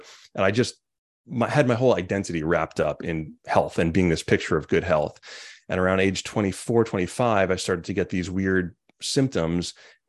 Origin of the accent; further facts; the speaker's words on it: Montauk, New York, United States; I grew up in Montauk and then went to school in Sag Harbor